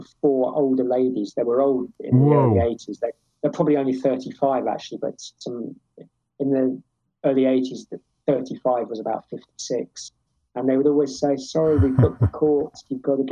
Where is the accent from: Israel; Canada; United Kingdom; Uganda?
United Kingdom; England; I feel English. I was born in England, so I probably feel English.